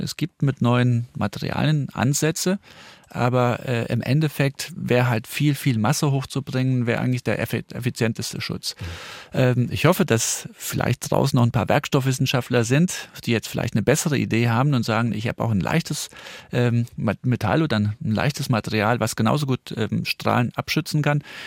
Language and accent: German; northern Saarland, Germany; ich komme ja aus dem Nordsaarland